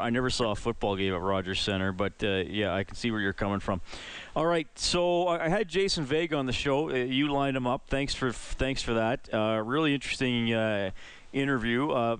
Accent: Western Canada, Canada; As Western Canadian kids, we're not used to it.

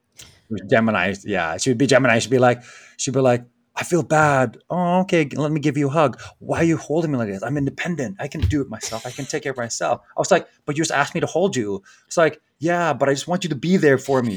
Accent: Philippines; moved away; growing up in the Philippines

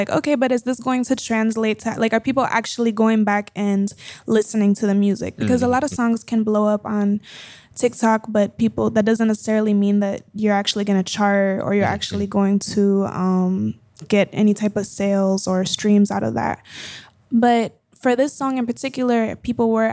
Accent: Colombia; I grew up speaking Spanglish. I grew up bilingual. I learned to read and write in Spanish before English. I grew up in school in Colombia.

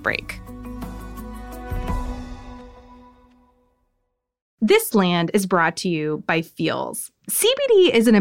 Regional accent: Oklahoma, United States; I'm a citizen of the United States or a resident of Oklahoma

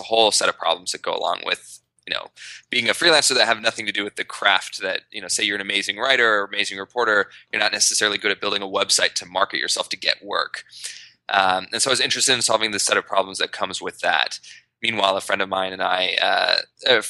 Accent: Idaho, United States; moved away as an adult; now in New York, United States; I grew up in Idaho

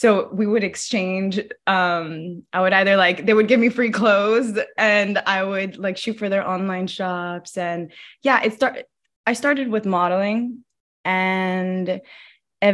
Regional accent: Los Angeles, California, United States; And I grew up in LA, like, I grew up moving a lot. I grew up in like East LA. I grew up in Koreatown, Mid-City, like all over LA. So I'm very much an LA native.

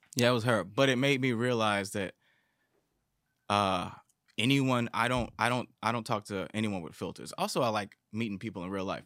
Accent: Detroit, Michigan, United States; growing up in Detroit

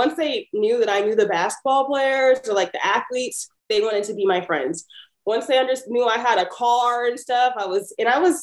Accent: Pasadena, California, United States; growing up in Pasadena

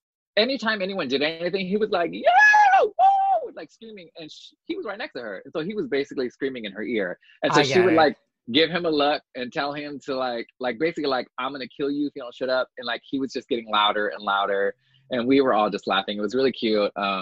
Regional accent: New York, United States; As New Yorker, we don't see them.

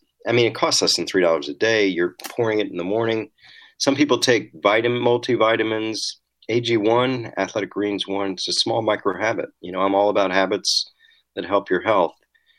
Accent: Washington, District of Columbia, United States; born or raised there

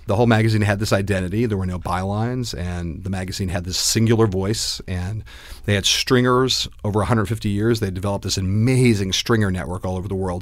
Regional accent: Los Angeles, California, United States; moved away; I grew up in Los Angeles, California.

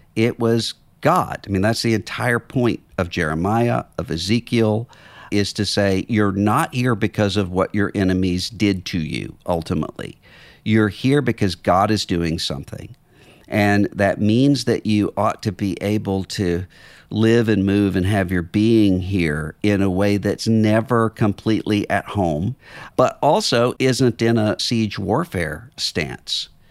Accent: Mississippi, United States; my home state

